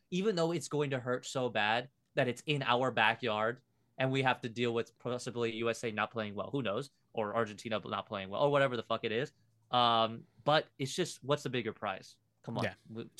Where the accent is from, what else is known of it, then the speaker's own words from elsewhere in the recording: Liverpool, North West England, United Kingdom; born there; I was born in Liverpool, bro.